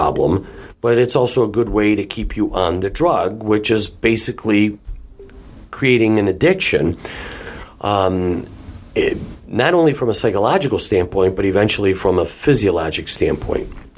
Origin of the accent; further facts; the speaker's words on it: Detroit, Michigan, United States; we're from the Detroit area